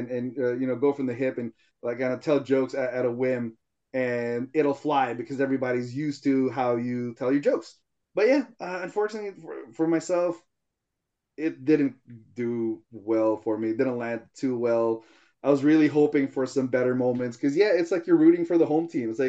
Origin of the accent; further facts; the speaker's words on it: Philippines; I as a Filipino know how it is to have uh, Tupperware and stuff.